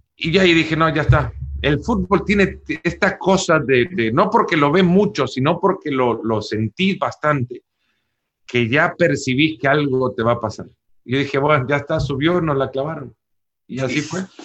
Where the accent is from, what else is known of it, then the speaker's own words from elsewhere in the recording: El Salvador; moved away as an adult; also born or lived in Texas; now in United States; Yo siendo salvadoreño